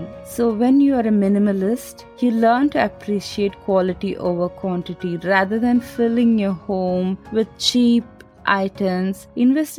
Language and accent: English; India; I'm Indian, so we are very colorful and we use all the colors